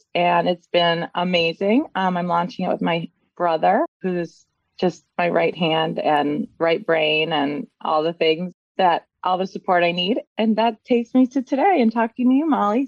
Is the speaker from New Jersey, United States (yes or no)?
no; Detroit, Michigan, United States; moved away as an adult; now in Washington, D.C., United States; I'm originally from Detroit, a suburb outside Detroit. I grew up in Michigan